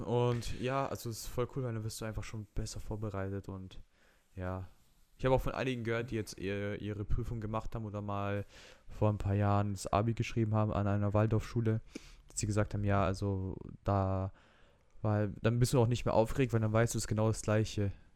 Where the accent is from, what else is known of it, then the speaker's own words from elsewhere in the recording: Romania; ich bin Rumäne